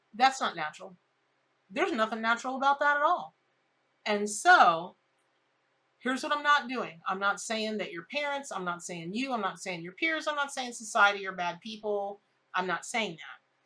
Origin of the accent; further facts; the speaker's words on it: Ocala, Florida, United States; I grew up in Ocala, Florida.